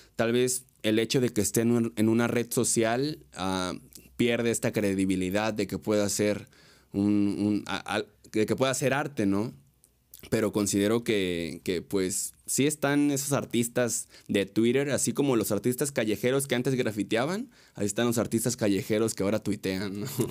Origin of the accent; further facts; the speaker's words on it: Mexico; la cultura que, que tenemos como mexicanos